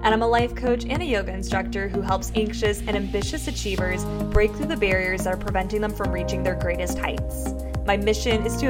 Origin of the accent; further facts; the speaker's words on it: San Diego, California, United States; I am born and raised in San Diego